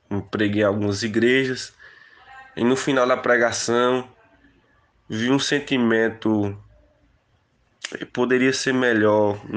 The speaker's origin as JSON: {"language": "Portuguese", "town": "Barra do Tarrachil", "region": "Bahia", "country": "Brazil", "lives_now": "Petrolina, Brazil", "said": "vim de Barra do Tarraxil em direção à Petrolina, fiz o seminário teológica"}